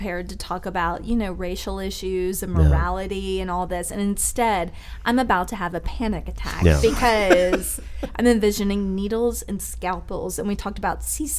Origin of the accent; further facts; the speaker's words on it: Alabama, United States; I'm from Alabama